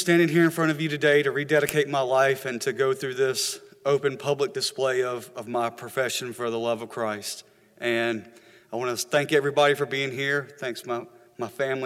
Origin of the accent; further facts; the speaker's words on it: Hillsboro, United States; I was born in Hillsboro, and I was lucky enough to have a family that was really involved in church when I was young